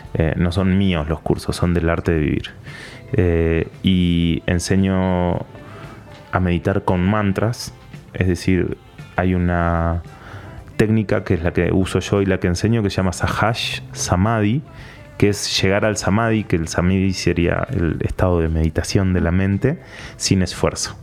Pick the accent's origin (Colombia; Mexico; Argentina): Argentina; Patagonia; moved away as an adult; now in Panama; soy argentino, eh, soy periodista. Nací en la Patagonia, bien al sur de Argentina